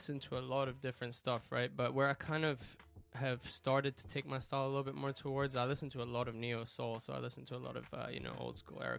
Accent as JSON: {"language": "English", "country": "Hong Kong", "tie": "born or raised there", "said": "I'm British and Spanish, but I grew up in Hong Kong, man. So, wow. 852, that's the country code I'm repping."}